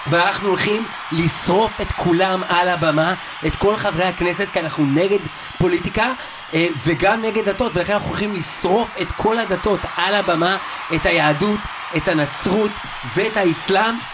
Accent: Israel; כי אנחנו ישראלים. גאים, פטריוטים.

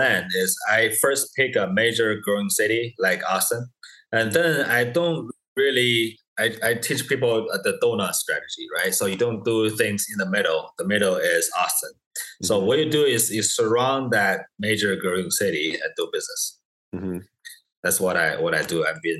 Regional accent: China; English is a second language; now in United States; I came from China about 11 years ago.

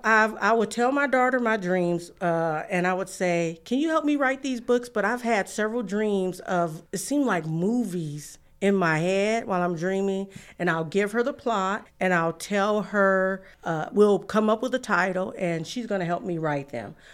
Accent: San Francisco, California, United States; moved away; I'm from San Francisco, California

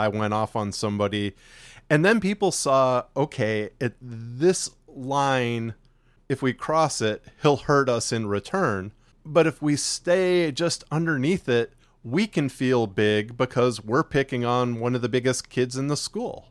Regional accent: near Chicago, Illinois, United States; now in Texas, United States; we grew up up near Chicago, but we both actually ended up moving to Texas

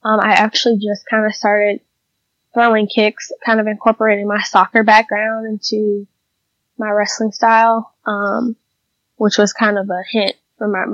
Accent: Atlanta, Georgia, United States; I started in Atlanta because I'm from Atlanta, so I live in Atlanta

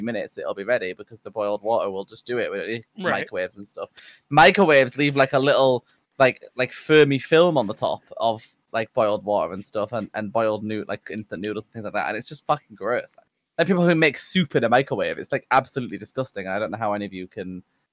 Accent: Yorkshire and the Humber, United Kingdom; I'm from Yorkshire

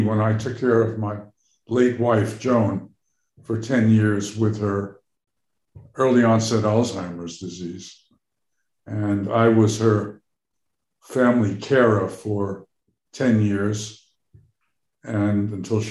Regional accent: New York, United States; moved away as an adult; also born or lived in Boston; now in Cambridge, United States; I grew up in New York, and many of my interests are those that came out of being a New Yorker.

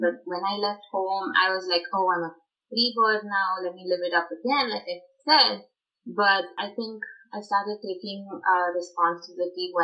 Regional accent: Chennai, Tamil Nadu, India; moved away as an adult; now in Richmond, United States; growing up in South India, Madras, Chennai, as they call it now.

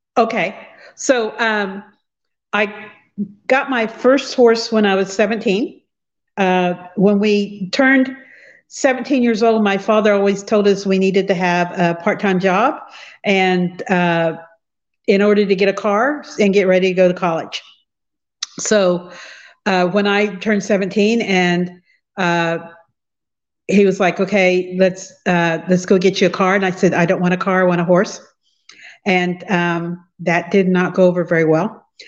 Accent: Fredonia, Kansas, United States; I'm from Fredonia, Kansas, which is a really rural small town. Uh, I grew up in the country

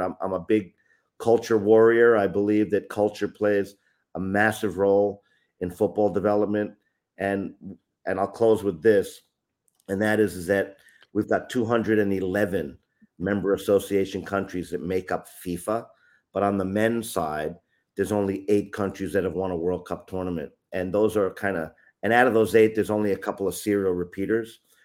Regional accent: upstate New York, United States; moved away as an adult; also born or lived in Bronx, New York / Florida / Japan; now in Tokyo, Japan; I'm originally from New York, born in the Bronx in the city, but lived upstate New York

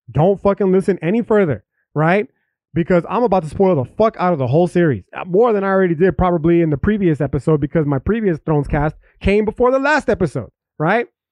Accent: United States; I'm an American

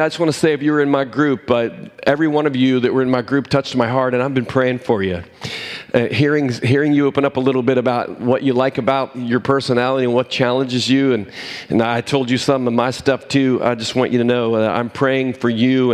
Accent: Cumberland, Maryland, United States; moved away; I was from Cumberland, Maryland

